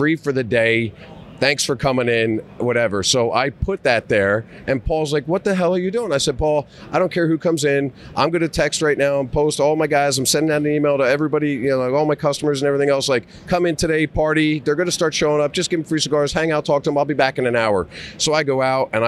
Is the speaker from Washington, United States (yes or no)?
no; New Jersey, United States; I'm from New Jersey.